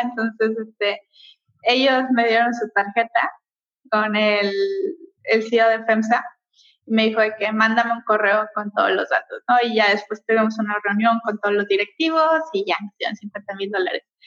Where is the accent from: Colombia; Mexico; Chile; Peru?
Mexico; nosotros somos mexicanos